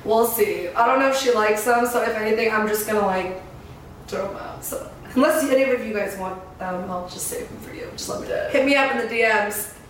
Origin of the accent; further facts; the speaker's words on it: San Diego, California, United States; now in Phoenix, United States; I grew up in San Diego